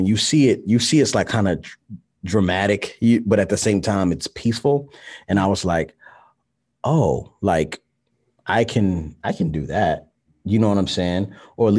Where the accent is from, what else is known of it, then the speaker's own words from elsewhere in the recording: Baltimore, Maryland, United States; I'm from Baltimore, Maryland